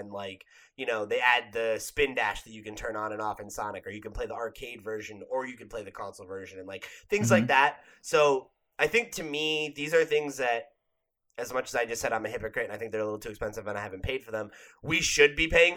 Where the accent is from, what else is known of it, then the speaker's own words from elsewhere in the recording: New Jersey, United States; growing up in New Jersey